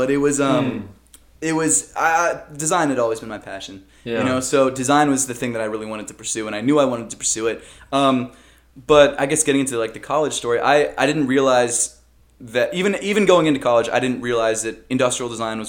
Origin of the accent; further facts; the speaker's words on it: Baltimore, Maryland, United States; Oh, Maryland. Baltimore, okay. Maryland, yeah.